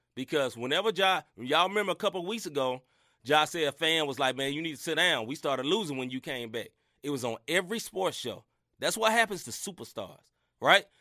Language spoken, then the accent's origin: English; Memphis, Tennessee, United States; I grew up in Memphis, Tennessee